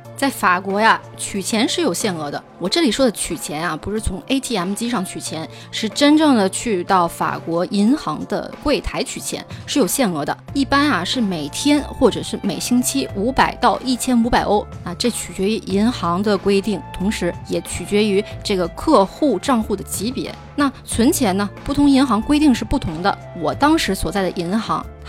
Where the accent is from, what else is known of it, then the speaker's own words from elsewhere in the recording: China; also born or lived in France; 我们中国人